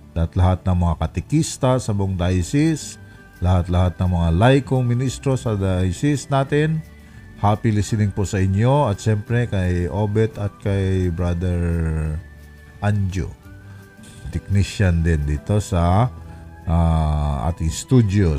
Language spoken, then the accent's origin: Tagalog; Romblon, Mimaropa, Philippines; moved away; Sa amin sa Romblon